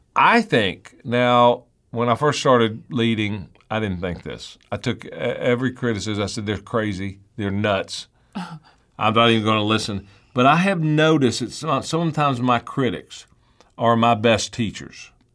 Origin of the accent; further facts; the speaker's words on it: United States; I was born in the United States of America